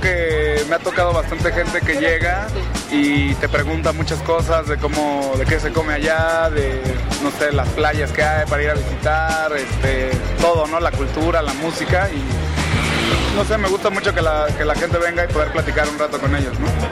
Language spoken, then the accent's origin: Spanish; Mexico; Mis papás son originarios de Uruguay, yo soy mexicano